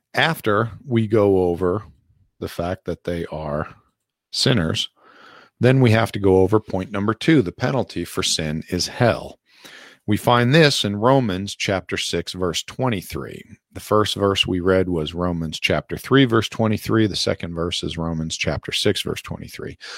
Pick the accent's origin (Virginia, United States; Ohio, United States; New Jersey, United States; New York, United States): New Jersey, United States; Passaic County, northern; I was born in, I think it's called Chilton Memorial Hospital in northern New Jersey in Passaic County.